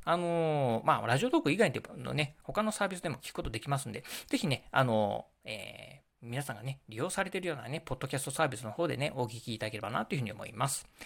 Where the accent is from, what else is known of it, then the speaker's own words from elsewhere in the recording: Kochi, Japan; now in Okayama Prefecture, Japan; 私もね、うんと、出身はね、高知県